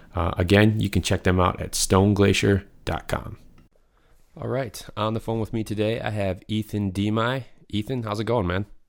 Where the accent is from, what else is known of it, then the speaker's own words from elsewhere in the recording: Michigan, United States; I'm from Michigan